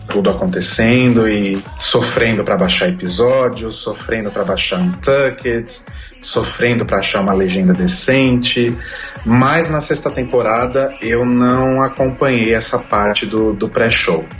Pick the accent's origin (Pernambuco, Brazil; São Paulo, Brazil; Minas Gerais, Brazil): São Paulo, Brazil; sou paulistano